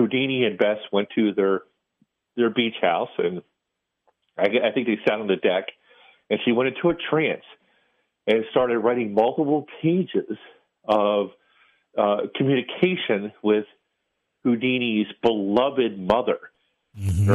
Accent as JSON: {"language": "English", "town": "Baltimore", "region": "Maryland", "country": "United States", "tie": "born or raised there", "said": "my hometown of Baltimore City"}